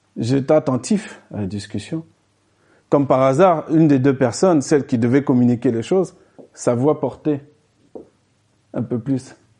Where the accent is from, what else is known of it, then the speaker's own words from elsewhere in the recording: France; nous, on est français, donc ça nous est traduit dans notre langue française